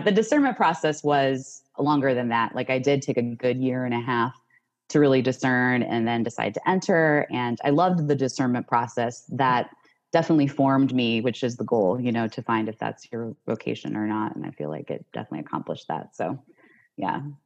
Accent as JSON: {"language": "English", "town": "Cleveland", "region": "Ohio", "country": "United States", "also_born_or_lived": "Washington, D.C.", "moved": "yes", "lives_now": "Richmond, United States", "said": "I'm originally from Cleveland, Ohio, but I currently live in Richmond, Richmond Virginia"}